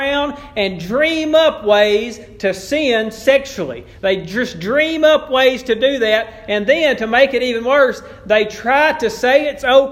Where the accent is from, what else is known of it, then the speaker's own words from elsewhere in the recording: Bodcaw, Arkansas, United States; I grew up in Bodcaw